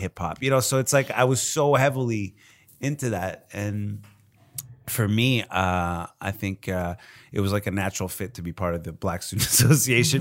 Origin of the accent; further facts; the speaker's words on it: Montreal, Quebec, Canada; as a Canadian, you know, from Montreal